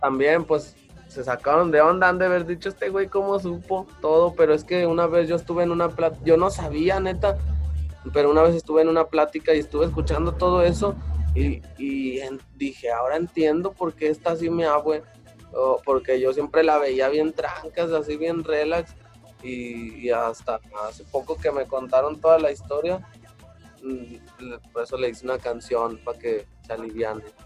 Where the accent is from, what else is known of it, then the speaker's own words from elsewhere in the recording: Mexico City, Mexico; vuelvo allá a mi lugar de donde soy